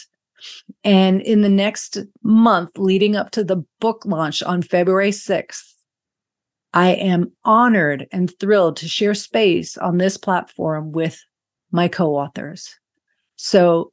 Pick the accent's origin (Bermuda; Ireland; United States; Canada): Bermuda; my home country of Bermuda